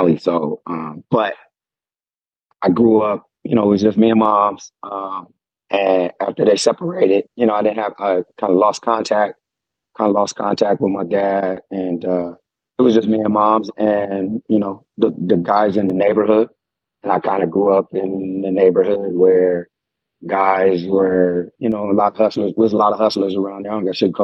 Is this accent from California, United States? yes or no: yes; San Diego, California, United States; I grew up in Southeast San Diego, California, 619.